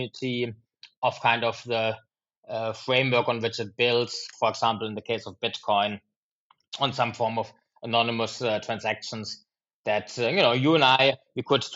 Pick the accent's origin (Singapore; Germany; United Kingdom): Germany; now in Chicago, United States; my mom makes actually fantastic apple pies from an apple tree growing in our garden in my homeland of Germany.